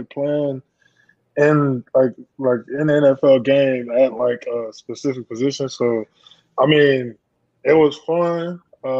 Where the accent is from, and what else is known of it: Florida, United States